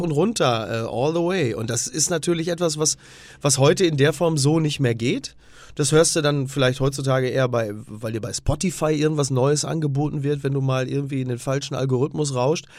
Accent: Castrop-Rauxel, North Rhine-Westphalia, Germany; ich komme aus dem Ruhrgebiet, also kastrop rauxel da hast du drumrum Herne, Oberhausen und so.

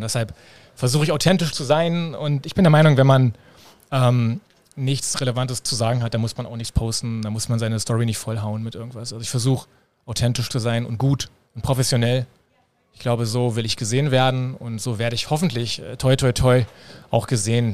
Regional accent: Berlin, Germany; Berliner, ja, geboren in Berlin, groß geworden in Berlin und lebe hier

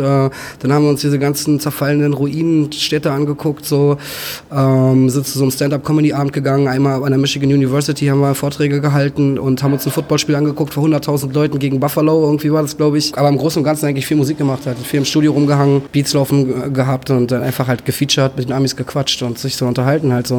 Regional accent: Berlin, Germany; ich bin halt in Berlin aufgewachsen

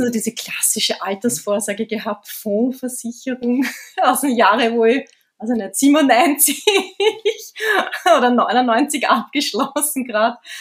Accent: Vienna, Austria; ich komme aus Wien, also wir sind in Wien und ich bin ja geboren in Wien

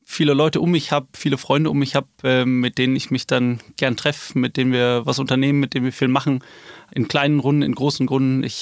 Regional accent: Rhineland, Germany; gut, ich komme hier aus dem Rheinland, also erstmal Hashtag Rheinland, glaube ich.

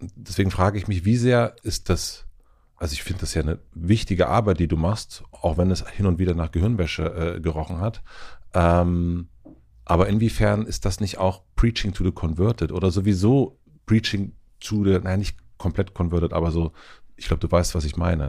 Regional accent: Spree-Neiße, Lusatia, Brandenburg, Germany; durch Spree-Neiße also da wo ich herkomme, durch die Lausitz

